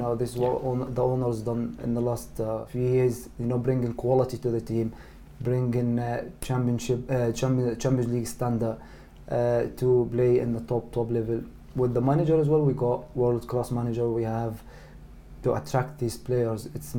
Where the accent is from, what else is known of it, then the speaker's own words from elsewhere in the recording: Egypt; English is a second language; especially, you know, my home country, you know, Egypt as well.